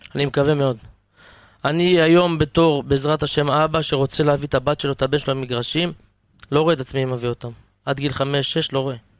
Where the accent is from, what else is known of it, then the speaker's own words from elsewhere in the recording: moshav near Zikhron Ya'akov, Haifa District, Israel; now in Harish, Israel; במקור אני מושב ליד זיכרון יעקב